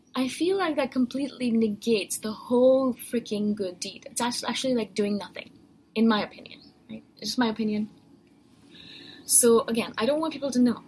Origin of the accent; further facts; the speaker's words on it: India; I'm Indian